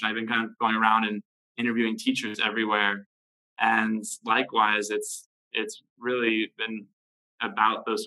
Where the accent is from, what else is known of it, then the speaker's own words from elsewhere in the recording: United States; growing up in America